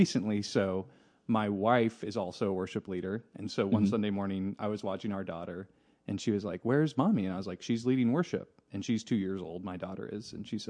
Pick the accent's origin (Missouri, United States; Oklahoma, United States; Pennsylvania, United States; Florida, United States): Oklahoma, United States; Tulsa; But then I've mostly lived in Oklahoma all my life.